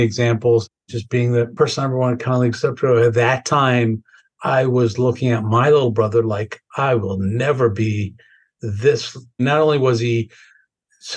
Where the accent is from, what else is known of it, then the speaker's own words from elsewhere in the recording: Wisconsin, United States; moved away as an adult; also born or lived in New York; we grew up with in Wisconsin